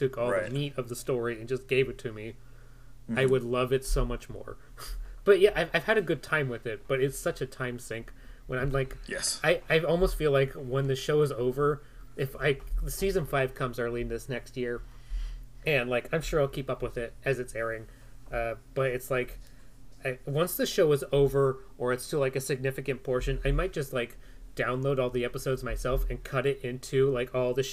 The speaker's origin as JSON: {"language": "English", "country": "United States", "said": "an American who consumes things mostly like dramas"}